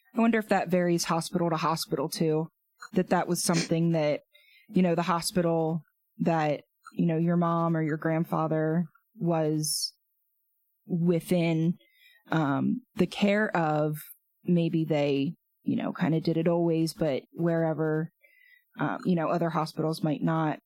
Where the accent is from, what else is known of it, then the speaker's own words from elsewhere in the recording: Duncannon, Pennsylvania, United States; growing up in Duncannon and Perry County